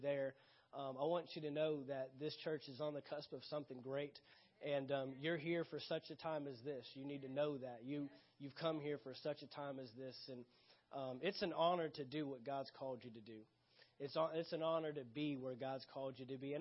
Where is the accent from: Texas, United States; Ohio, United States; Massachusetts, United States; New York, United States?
Texas, United States; San Antonio; moved away; I left Texas, where I'm originally from